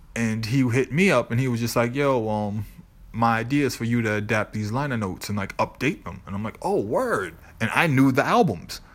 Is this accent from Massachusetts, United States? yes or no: yes; Boston, Massachusetts, United States; growing up in the South End, Lower Roxbury